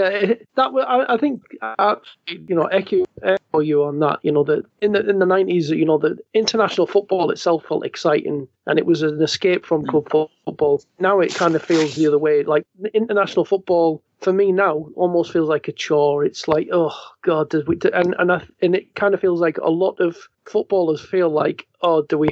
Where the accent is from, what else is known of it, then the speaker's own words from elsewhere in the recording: the north of England, United Kingdom; I've kind of grown and felt more alienated from the England team anyway, as a northerner